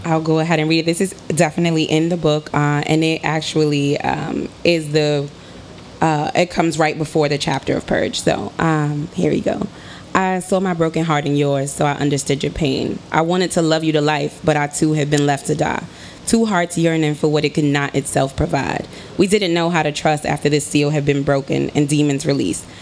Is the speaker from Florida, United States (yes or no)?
no; New York City, New York, United States; I'm from Harlem.